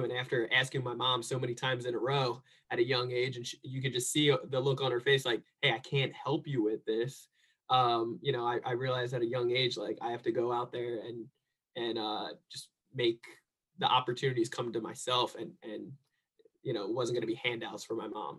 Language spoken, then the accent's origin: English; New Jersey, United States; now in San Diego, United States; I grew up in New Jersey